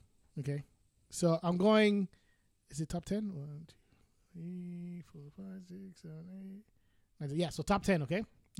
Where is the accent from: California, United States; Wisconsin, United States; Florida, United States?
California, United States; We're from California